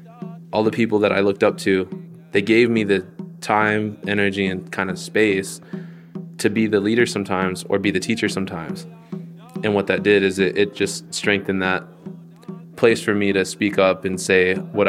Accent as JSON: {"language": "English", "country": "United States", "said": "And I said, I'm from here. I'm an American Indian."}